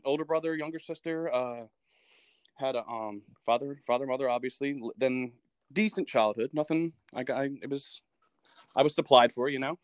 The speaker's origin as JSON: {"language": "English", "region": "New Jersey", "country": "United States", "tie": "born or raised there", "said": "I'm from New Jersey, so I grew up in South Jersey, about um 20 minutes from Philadelphia."}